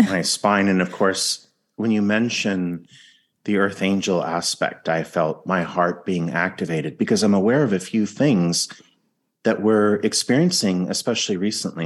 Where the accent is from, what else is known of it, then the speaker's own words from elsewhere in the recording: California, United States; I'm from California